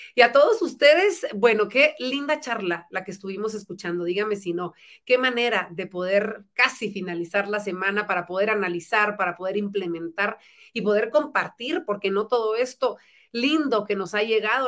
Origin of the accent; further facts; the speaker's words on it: Guatemala; los guatemaltecos podemos